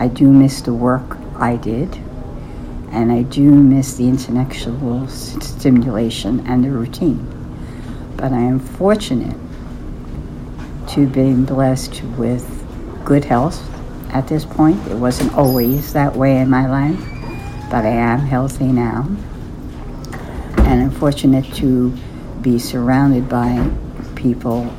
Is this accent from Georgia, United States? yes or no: no; New York City, New York, United States; I come from East Harlem, an Italian-American background